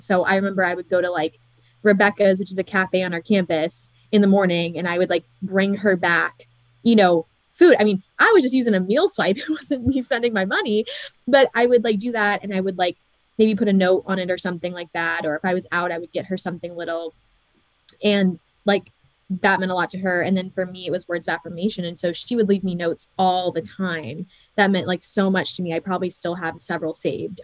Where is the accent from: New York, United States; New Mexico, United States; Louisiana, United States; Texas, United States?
New York, United States; born or raised there